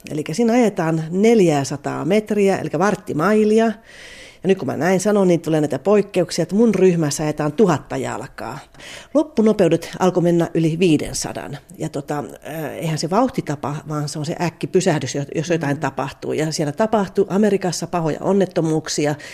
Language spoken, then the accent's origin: Finnish; Kanala, Finland; Kato, kun me ollaan Kanalasta, niin meillä oli neljä tyttöä